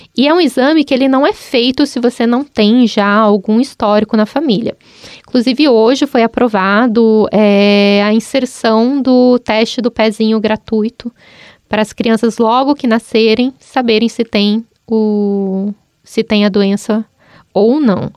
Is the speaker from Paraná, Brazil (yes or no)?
yes; Maringá, Paraná, Brazil; moved away as an adult; also born or lived in Cascavel; now in Curitiba, Brazil; eu sou de Maringá